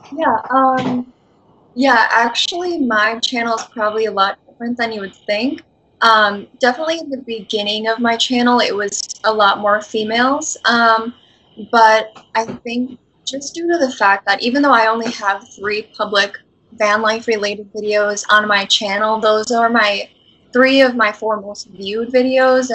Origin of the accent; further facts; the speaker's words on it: Wisconsin, United States; moved away as an adult; now in San Antonio, United States; I am from Wisconsin and I currently live in San Antonio in Texas. And I moved here about a year ago